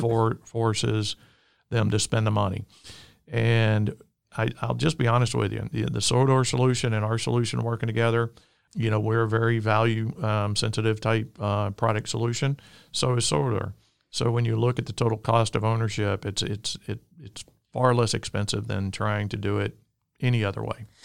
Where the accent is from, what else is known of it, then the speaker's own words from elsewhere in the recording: Alabama, United States; I'm from the great state of Alabama, if you can't tell with my accent.